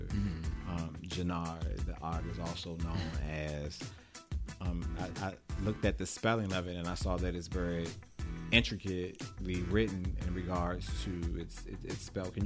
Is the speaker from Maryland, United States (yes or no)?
yes; Baltimore, Maryland, United States; I am from Baltimore.